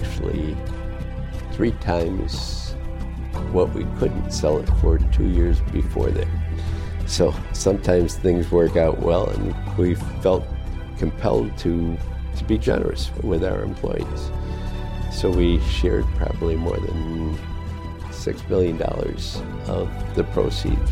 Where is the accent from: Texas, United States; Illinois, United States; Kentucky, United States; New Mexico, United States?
Illinois, United States; Chicago; now in West Michigan, United States; I grew up in Chicago